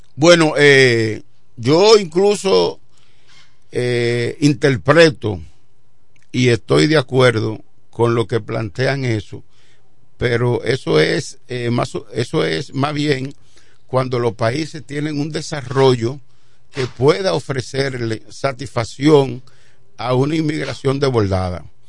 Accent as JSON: {"language": "Spanish", "country": "Dominican Republic", "said": "como dominicanos"}